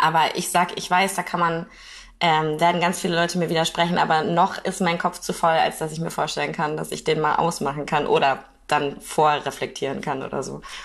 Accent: Kiel, Schleswig-Holstein, Germany; ich wohne in Kiel

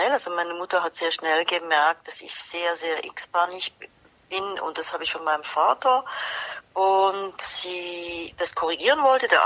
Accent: Basel, Basel-Stadt, Switzerland; was ich eigentlich sehr mochte und auch äh, in meiner Heimatstadt Basel mein Abitur gemacht habe.

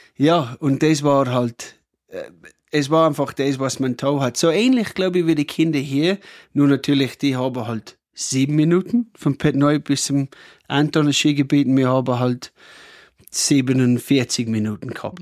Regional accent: Cooma, New South Wales, Australia; German is a second language; moved away as an adult; also born or lived in Austria; now in Pettneu am Arlberg, Austria; ich komme aus Australien, vielleicht hört man es eh. Also, aber oh, ich komme von einem Dorf, Kuma heißt es

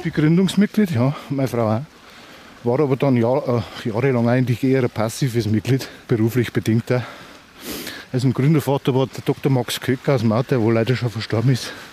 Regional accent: Andertal, Bavaria, Germany; aus der Ortschaft Andertal, wo ich herkomme

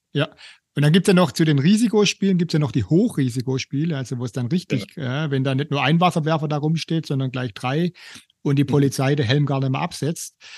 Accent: Stuttgart, Baden-Württemberg, Germany; ich komme aus Bad Cannstatt

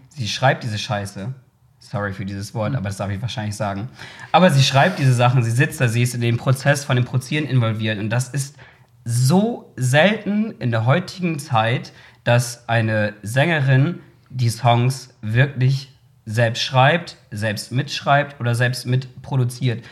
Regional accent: Bremen, Germany; dazu bin ich ja sozusagen in Bremen irgendwie aufgewachsen und groß geworden

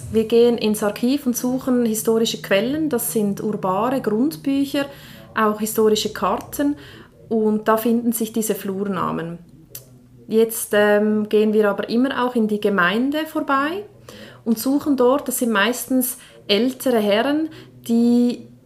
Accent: Engelberg, Obwalden, Switzerland; Ja, also ich bin ja ursprünglich aus Engelberg, ja.

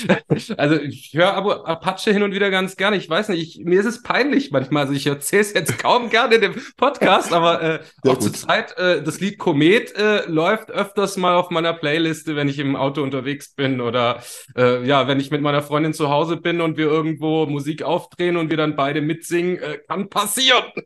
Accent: Ulm, Baden-Württemberg, Germany; Ich hatte auch eine Jugendsendung zum Beispiel bei so einem offenen, freien Radiosender bei uns in Ulm

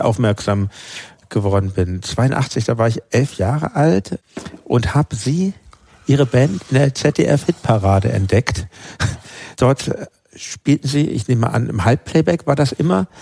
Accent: Hamburg, Germany; in Hamburg, wo ich lebte, wo ich aufgewachsen bin

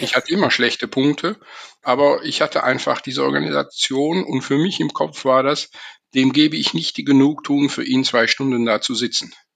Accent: Belgium; first language German and French; Also ich bin in einem kleinen Dorf aufgewachsen in Belgien

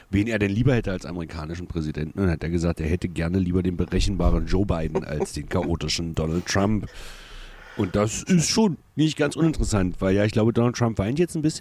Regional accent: Germany; Wir sind ja Deutsche.

